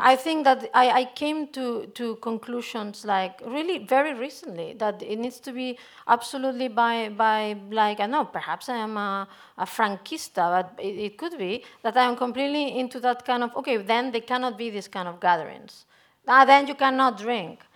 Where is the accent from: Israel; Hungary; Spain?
Spain; I'm coming from Spain